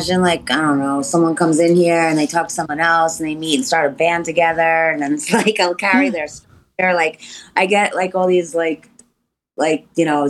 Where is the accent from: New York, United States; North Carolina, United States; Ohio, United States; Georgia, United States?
New York, United States; Long Island; moved away as an adult; now in Philadelphia, United States; I'm originally from Long Island and as a teenager, I moved into the city and then 9 years ago, Philadelphia